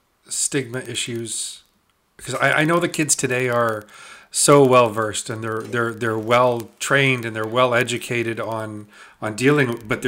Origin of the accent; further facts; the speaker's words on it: Uxbridge, Ontario, Canada; So growing up in Uxbridge, you know, which of course is 45 minutes from Peterborough. Yeah, it's Canadian winter and Canadian summer, and it's Uxbridge is very typical Canadian.